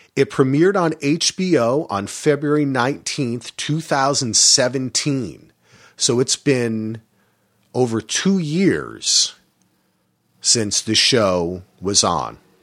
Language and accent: English; New Jersey, United States; I grew up in New Jersey